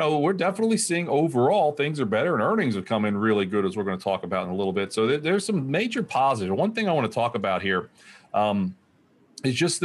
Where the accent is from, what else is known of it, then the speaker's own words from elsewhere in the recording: Springfield, Ohio, United States; as a kid growing up in Springfield, Ohio, southwestern Ohio